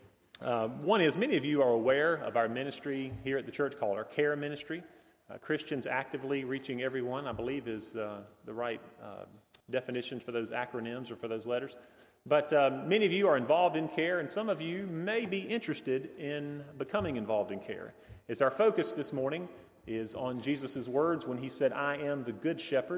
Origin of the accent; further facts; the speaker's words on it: Hendersonville, North Carolina, United States; we're both from Hendersonville